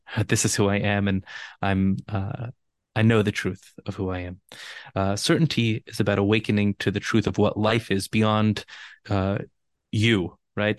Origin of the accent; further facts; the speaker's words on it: Los Angeles, California, United States; I'm born and raised in Los Angeles, and being from L